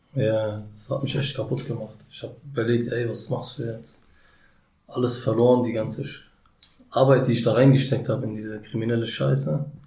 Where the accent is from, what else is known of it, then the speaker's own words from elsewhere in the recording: Berlin, Germany; Ich bin in Berlin geboren. Ja. Im U-Bahn-Krankenhaus 1991